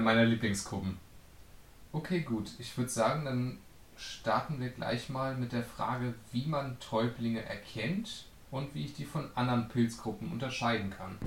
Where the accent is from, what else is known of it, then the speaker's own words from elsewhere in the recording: Northern Germany, Germany; ich komme aus dem Norden.